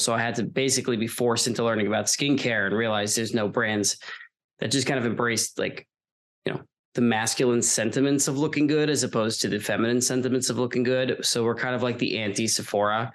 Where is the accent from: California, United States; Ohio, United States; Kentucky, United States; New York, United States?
New York, United States; Long Island; I'm from Long Island originally.